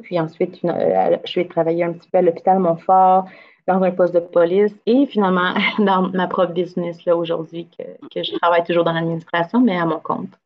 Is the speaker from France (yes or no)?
no; Gatineau, Quebec, Canada; j'ai grandi à Gatineau, je viens de la région